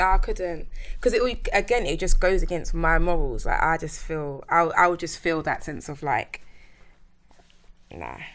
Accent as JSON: {"language": "English", "region": "London", "country": "United Kingdom", "tie": "born or raised there", "said": "I'm from Plasto, East London."}